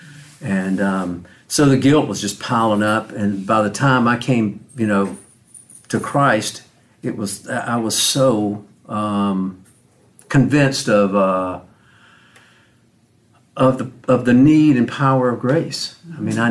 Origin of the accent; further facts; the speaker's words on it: Macon, Georgia, United States; I was born in Macon, Georgia, back in the mid-50s